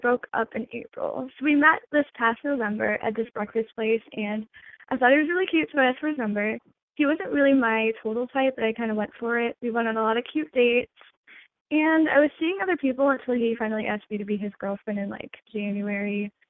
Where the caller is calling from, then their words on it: Michigan, United States; I'm 21, and I'm calling from Michigan.